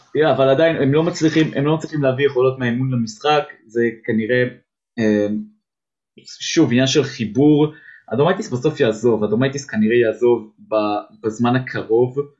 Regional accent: Israel; בסוף אני ישראלי

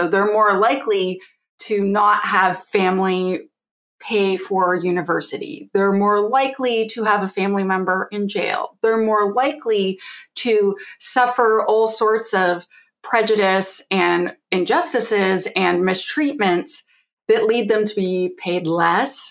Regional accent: Canada; I'm Canadian

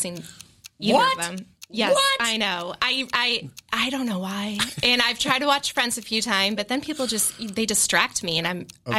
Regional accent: Marlborough, Massachusetts, United States; Marlboro, but I went to Framingham State.

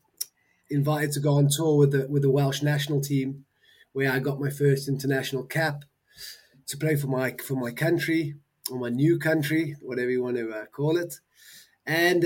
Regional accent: Johannesburg, Gauteng, South Africa; I was, as you said, born in Johannesburg, South Africa. A long old time ago now. I'm 40. So, I was born in Joburg.

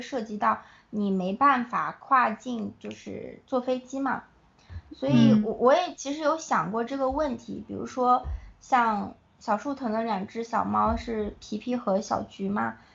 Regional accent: China; moved away as an adult; also born or lived in United States; 我是从，就是土生土长的中国孩子，然后到了美国

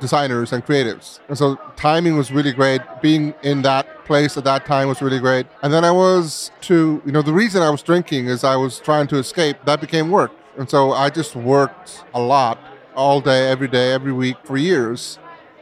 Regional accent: Iceland; I was growing up in Iceland in a beautiful surrounding, very free.

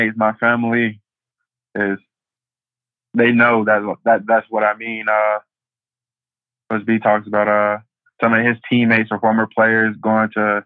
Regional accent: St. Petersburg, Florida, United States; moved away as an adult; now in Illinois, United States; I'm from St. Petersburg. I grew up 30 minutes away from the Raymond James Stadium

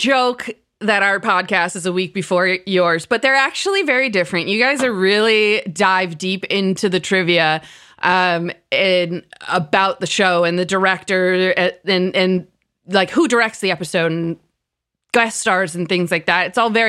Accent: United States; If there is one thing I hate about being an American

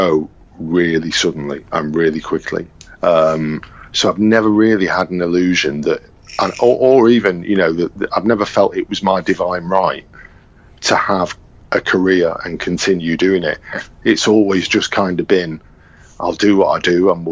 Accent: Manchester, North West England, United Kingdom; also born or lived in London; I'm this guy from Manchester

